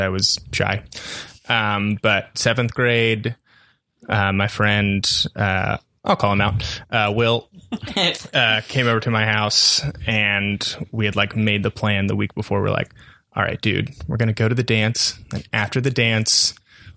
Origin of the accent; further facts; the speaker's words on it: Maryland, United States; I grew up in Maryland on the East Coast